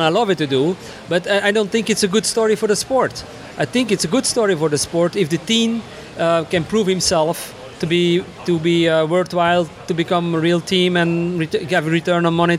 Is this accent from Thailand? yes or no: no; Belgium; English is a second language; I'm …. I'm from Belgium, born and raised, but traveled all over the world